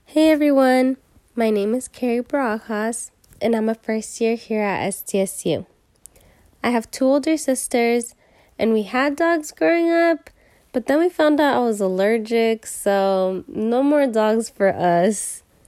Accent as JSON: {"language": "English", "town": "San Diego", "region": "California", "country": "United States", "said": "I am a local from San Diego, just thirty minutes north of state"}